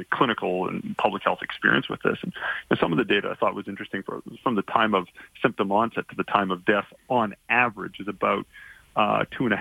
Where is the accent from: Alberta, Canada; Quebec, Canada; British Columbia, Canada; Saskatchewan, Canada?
Alberta, Canada; Calgary; now in Toronto, Canada; I'm calling you from downtown Toronto, but I'm from Calgary originally, and I grew up there, and I'm obviously still very proud to have Alberta roots.